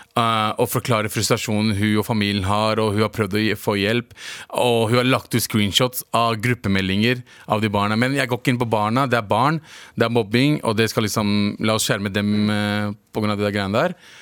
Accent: Lørenskog, Akershus, Norway; Jeg vokste opp i, på Lørenskog

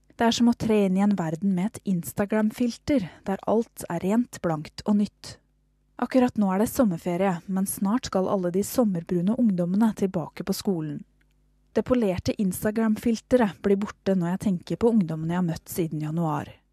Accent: Fredrikstad, Østfold, Norway; moved away as an adult; now in Nairobi, Kenya; I hjembyen min Fredrikstad

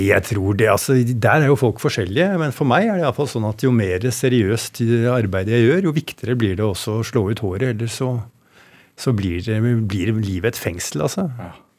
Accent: Oslo, Norway; jeg vokste opp på Røa

